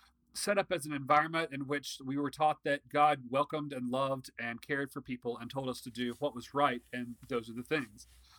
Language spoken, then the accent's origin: English; Earl, North Carolina, United States; also born or lived in Chicago; I am from North Carolina. I am from the town of Earl, North Carolina, which no one knows where that is because it's a rural town.